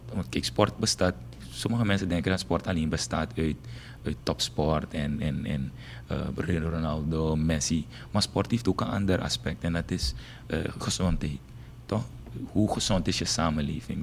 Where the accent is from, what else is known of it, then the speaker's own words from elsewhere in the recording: Paramaribo, Paramaribo District, Suriname; ik ben geboren en getogen in uh, eh, Gersvleet. Dat is een volksbuurt.